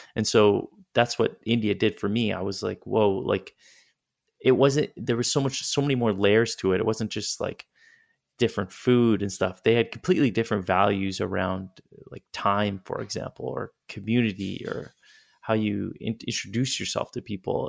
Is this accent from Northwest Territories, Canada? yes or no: yes; Yellowknife, Northwest Territories, Canada; also born or lived in Toronto / Calgary; now in Europe; I'm from Yellowknife